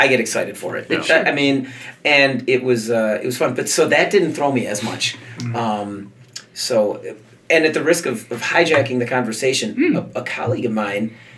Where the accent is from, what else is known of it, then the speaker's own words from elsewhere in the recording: Chicago, Illinois, United States; I grew up in Chicago